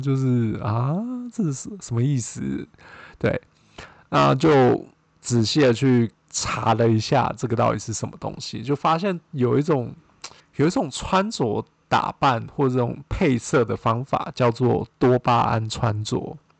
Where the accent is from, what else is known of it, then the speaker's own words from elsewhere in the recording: Taiwan; moved away as an adult; now in United States; 我是台湾人嘛